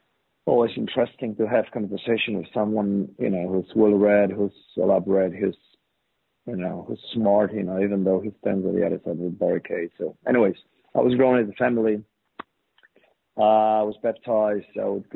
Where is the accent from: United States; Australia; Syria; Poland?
Poland; Well, I grew up in a very average family, two kids, I had an older brother. Born in '60s, I was born in '70s, late '70s, and we were raised in this communist regime.